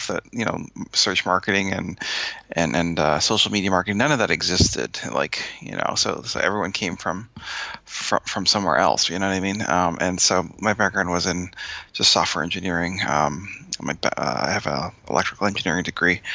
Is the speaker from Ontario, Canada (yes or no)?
no; Winnipeg, Manitoba, Canada; now in Boston, United States; I'm from Canada, like Winnipeg, but I live here in Boston.